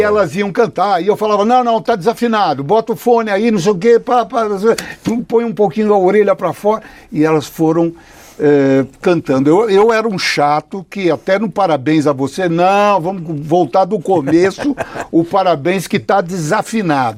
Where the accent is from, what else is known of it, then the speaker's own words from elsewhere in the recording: Brazil; sou brasileiro